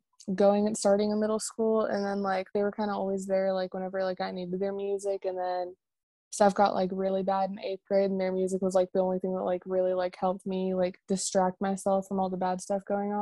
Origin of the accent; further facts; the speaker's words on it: Kansas, United States; I'm from Kansas